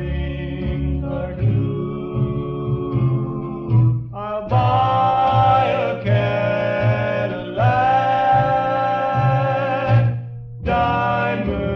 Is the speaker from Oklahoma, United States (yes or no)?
yes; Tulsa, Oklahoma, United States; I split time between here and Oklahoma City as a kid, but I think if I had to choose, I'm a Tulsa boy